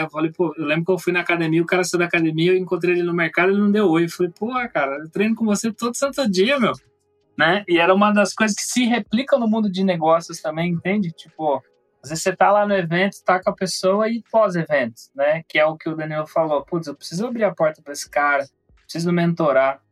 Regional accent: Campinas, São Paulo, Brazil; Falar aqui por Campinas, que basicamente foi onde eu nasci

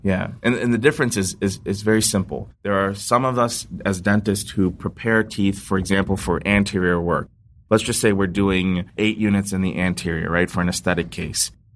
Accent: Ohio, United States; I was born in Ohio, raised in Ohio

